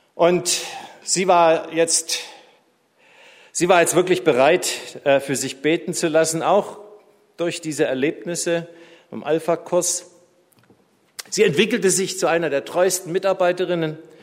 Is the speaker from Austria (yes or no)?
no; Tübingen, Baden-Württemberg, Germany; moved away; meiner alten Heimatstadt Tübingen